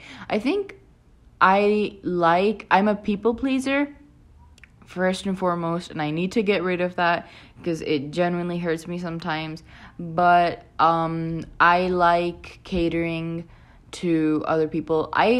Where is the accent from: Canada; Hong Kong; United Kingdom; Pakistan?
Pakistan; I live in Pakistan. I'm from Pakistan originally as well.